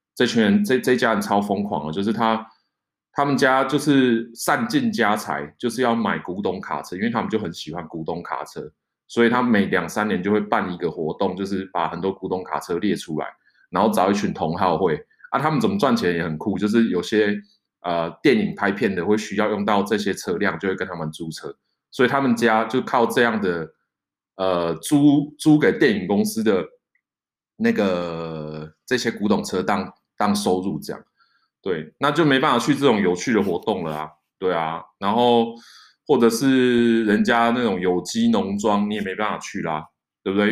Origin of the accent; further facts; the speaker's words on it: Taiwan; now in France; 我是台湾来的